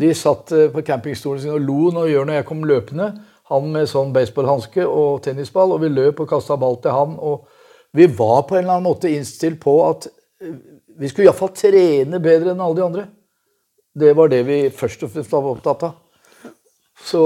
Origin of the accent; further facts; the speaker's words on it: Oslo, Norway; i det området hvor jeg vokste opp, på Marienlyst Majorstua